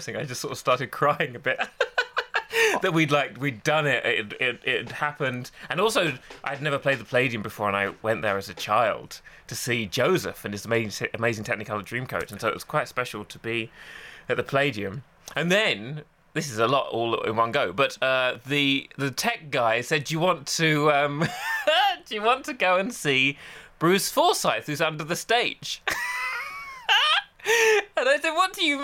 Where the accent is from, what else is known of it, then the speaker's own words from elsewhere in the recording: Essex, East of England, United Kingdom; I grew up gay in Essex